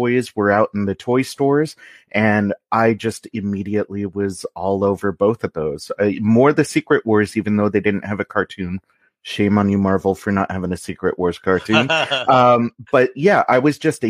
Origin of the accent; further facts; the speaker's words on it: Los Angeles, California, United States; I grew up in the San Fernando Valley